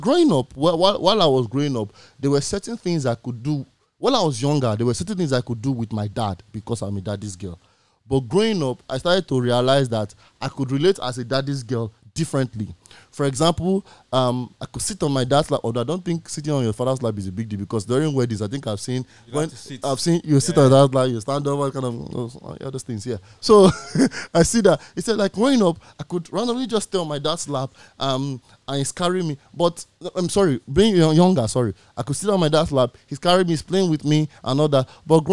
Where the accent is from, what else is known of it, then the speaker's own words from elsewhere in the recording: Nigeria; as a Nigerian man